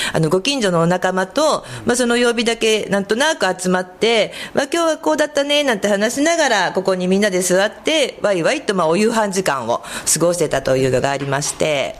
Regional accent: Koganei, Tokyo, Japan; also born or lived in Nakano, Tokyo; now in Kodaira, Japan; 生まれは実は隣のあの小金井市なんですけども

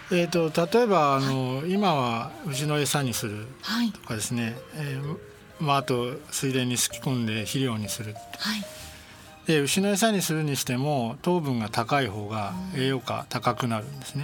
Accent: Nerima, Tokyo, Japan; 私、生まれも育ちも東京都の練馬区で

